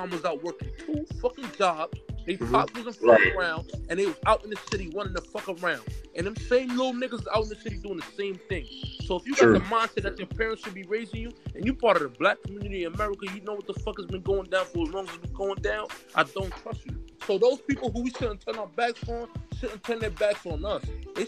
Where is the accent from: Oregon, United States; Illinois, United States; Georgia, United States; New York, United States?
New York, United States; New York City; I'm from Bed-Stuy